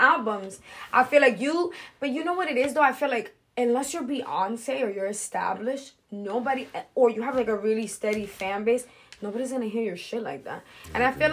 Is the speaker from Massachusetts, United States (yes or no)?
yes; Lawrence, Massachusetts, United States; I'm from Lawrence.